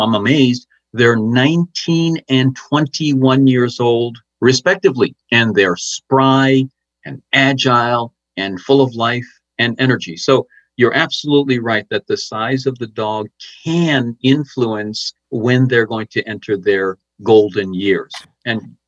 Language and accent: English; Westchester County, New York, United States; born or raised there